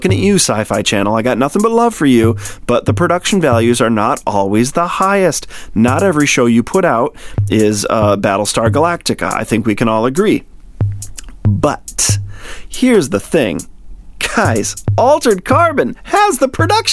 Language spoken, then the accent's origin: English; Michigan, United States; moved away; I'm from Michigan, born and bred, even though I don't live there now